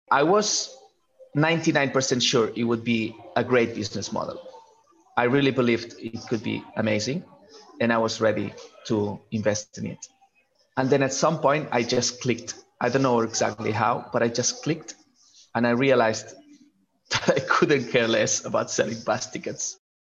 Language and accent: English; Barcelona, Catalonia, Spain; moved away; I'm from Barcelona originally